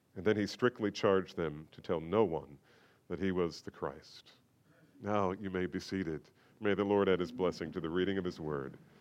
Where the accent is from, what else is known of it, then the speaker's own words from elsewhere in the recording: United States; we face as American believers